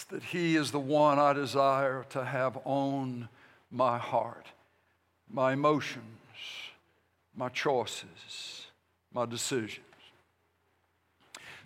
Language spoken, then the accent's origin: English; United States; I'm a Christian, and then I'm an American